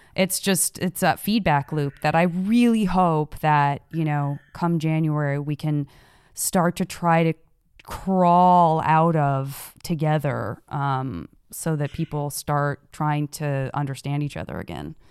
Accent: Tucson, Arizona, United States; moved away; I'm originally from Tucson, Arizona

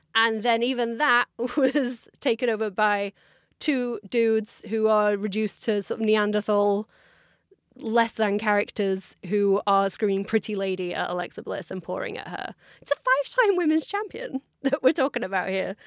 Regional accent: United Kingdom; as a British fan

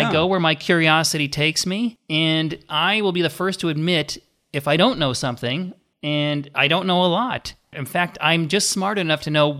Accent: Minnesota, United States; I grew up in Minnesota.

